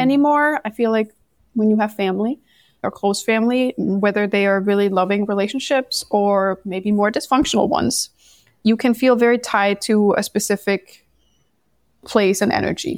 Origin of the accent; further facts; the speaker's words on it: Denmark; moved away as an adult; I'm originally from Denmark